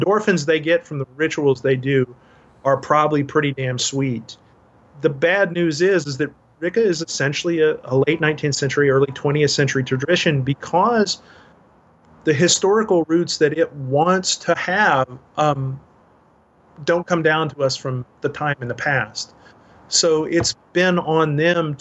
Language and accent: English; Dallas, Texas, United States; my hometown in Dallas